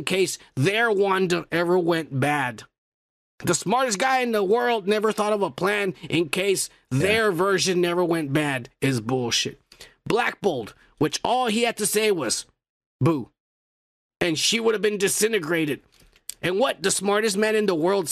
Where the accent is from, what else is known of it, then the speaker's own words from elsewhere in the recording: United States; accent: stereotypical Mexican voice; first language Spanish; English is a second language; when I was born in America, which makes me an American